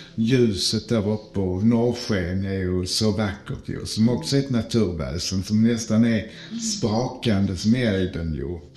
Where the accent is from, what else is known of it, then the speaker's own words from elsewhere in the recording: Skåne, Sweden; Jag är ju skåning